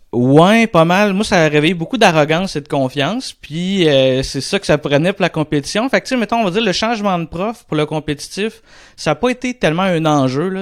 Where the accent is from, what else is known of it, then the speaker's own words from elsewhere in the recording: Saint-Boniface, Quebec, Canada; also born or lived in Shawinigan; je suis originaire de, de, Shawinigan. Je suis né à Shawinigan, mais j'ai toujours habité à Saint-Boniface, là, qui est à cinq minutes de Shawi